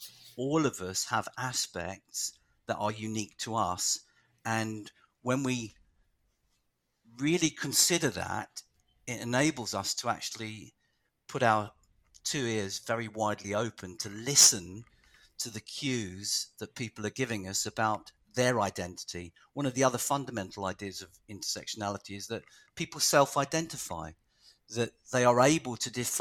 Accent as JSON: {"language": "English", "region": "London", "country": "United Kingdom", "tie": "born or raised there", "said": "my whole family is Irish, and I was born in London to Irish parents all the way through the 60s and 70s and 80s"}